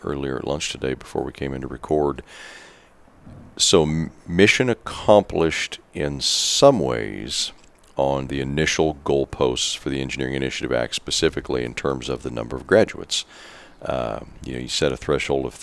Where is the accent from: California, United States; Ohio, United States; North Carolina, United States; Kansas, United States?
Kansas, United States; we proud Kansans